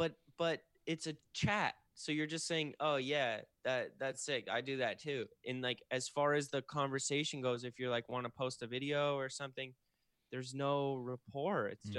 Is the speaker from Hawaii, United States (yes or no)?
no; Kirkland, Washington, United States; also born or lived in Seattle; now in California, United States; I grew up in Seattle.